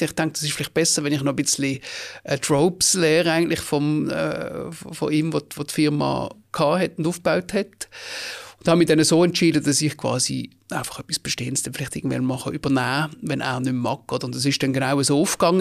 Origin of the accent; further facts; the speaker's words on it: Basel, Basel-Stadt, Switzerland; geboren im Frauenspital zu Basel und nachher an der Brisacherstrasse im Gleibasel, gerade beim Erasmusplatz, äh, 20 Jahre lang gelebt